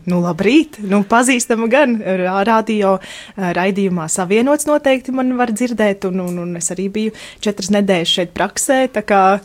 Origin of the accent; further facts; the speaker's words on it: Brukna, Latvia; es esmu no Brūknes